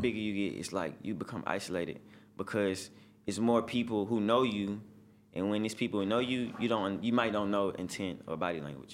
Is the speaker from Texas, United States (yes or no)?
yes; Houston, Texas, United States; I'm from Houston